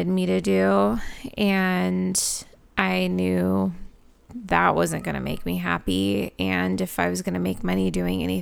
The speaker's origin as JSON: {"language": "English", "country": "United States", "tie": "born or raised there", "said": "I'm born and raised in America"}